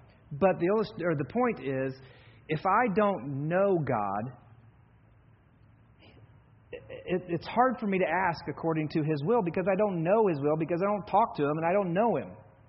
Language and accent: English; Kenya; You know, I grew up in Kenya.